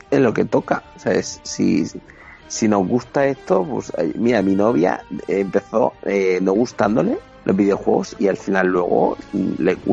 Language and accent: Spanish; Pamplona, Navarre, Spain; sí, yo soy de Pamplona, hostia.